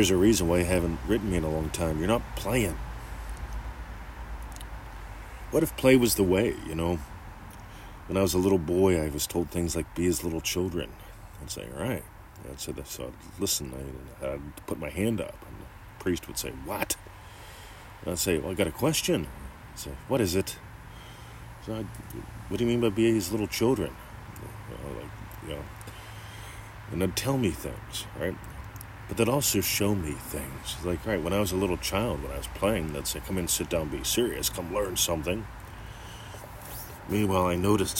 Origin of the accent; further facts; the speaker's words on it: Pennsylvania, United States; moved away; I grew up in Pennsylvania